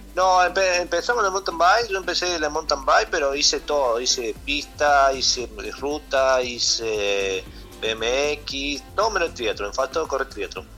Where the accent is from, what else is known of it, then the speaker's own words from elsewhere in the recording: Córdoba, Argentina; yo soy de Córdoba, siempre viví de chiquito en Córdoba